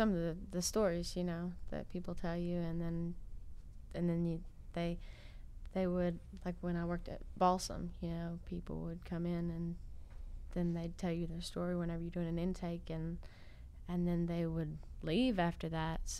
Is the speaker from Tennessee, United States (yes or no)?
no; Clyde, North Carolina, United States; Well, I am uh, I'm from Clyde